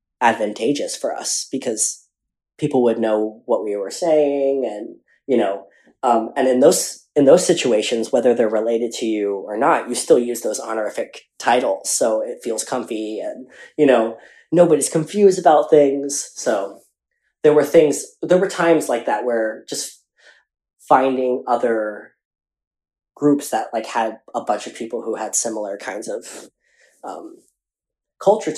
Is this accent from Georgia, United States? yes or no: yes; Atlanta, Georgia, United States; growing up in Atlanta and that Filipino community